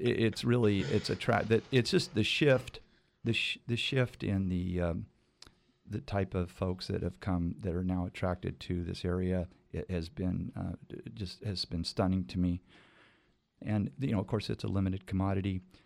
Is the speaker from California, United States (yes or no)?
yes; Fresno, California, United States; moved away as an adult; also born or lived in Cayucas, California; now in Cayucos, United States; I was born and raised in Fresno